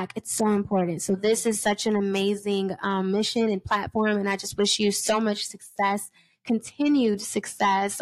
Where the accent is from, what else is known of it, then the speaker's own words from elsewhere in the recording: New York, United States; moved away; also born or lived in Georgia; my home state